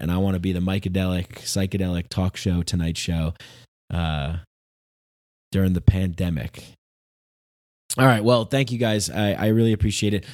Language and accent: English; near Bergen County border, New York, United States; I grew up right on the border of, uh, like, Bergen County